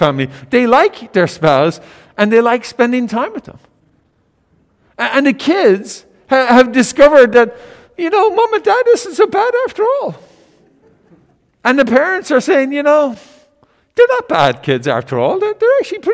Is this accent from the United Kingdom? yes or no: no; Ireland; moved away; In Ireland, my home country